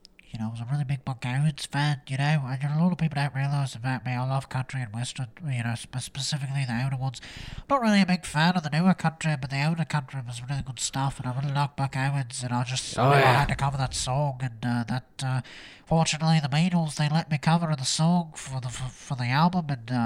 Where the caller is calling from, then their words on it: Liverpool, North West England, United Kingdom; Well, you know, I'm calling from Liverpool right now. I'm visiting some old friends, you know, and trying to get back to my roots in England.